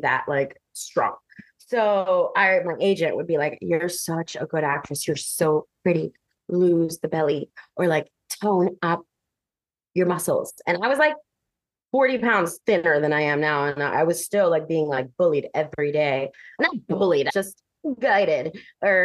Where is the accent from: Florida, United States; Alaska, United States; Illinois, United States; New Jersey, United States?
Florida, United States; Miami; I'm from Miami